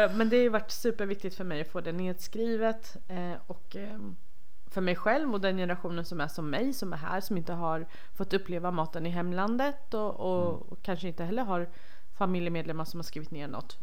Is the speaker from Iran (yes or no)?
yes; Rojhalat, Iranian Kurdistan, Iran; moved away; där jag kommer ifrån som är Rojhalat